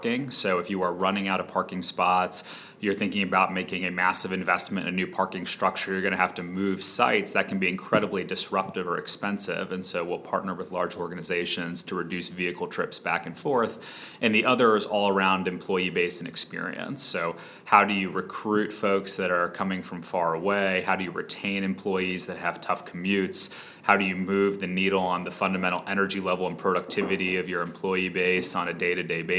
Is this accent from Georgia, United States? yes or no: yes; Atlanta, Georgia, United States; moved away as an adult; also born or lived in Philadelphia; we grew up in Atlanta